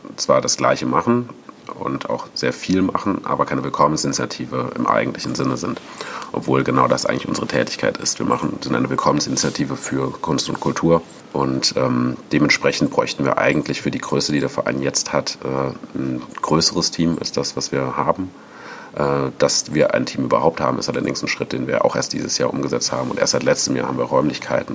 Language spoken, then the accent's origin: German; Cologne area, North Rhine-Westphalia, Germany; also born or lived in France; als ich nach Köln zurückgekommen bin, ich komme ursprünglich aus der Gegend